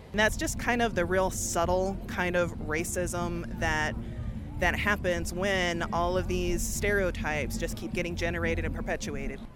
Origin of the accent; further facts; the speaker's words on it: Oneida, New York, United States; also born or lived in Santa Fe, New Mexico; I'm from Oneida, New York.